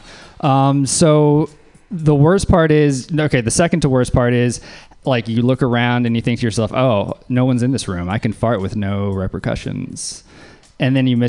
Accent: Louisiana, United States; I'm from Louisiana

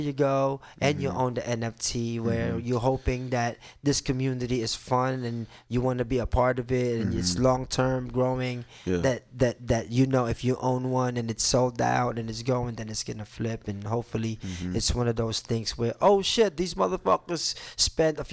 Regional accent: New York City, New York, United States; moved away as an adult; also born or lived in Brooklyn; now in Philippines; I grew up in New York City

